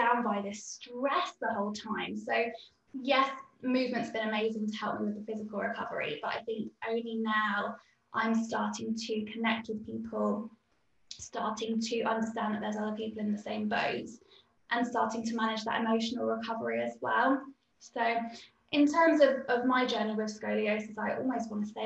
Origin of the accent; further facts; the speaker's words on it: United Kingdom; being British